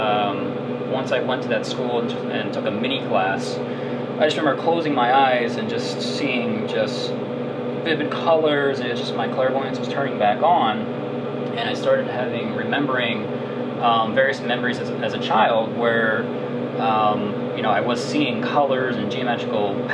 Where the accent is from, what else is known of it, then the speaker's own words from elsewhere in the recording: outside of Philadelphia, Pennsylvania, United States; moved away as an adult; also born or lived in Chicago; I grew up outside of Philadelphia, and ended up moving to Chicago for art school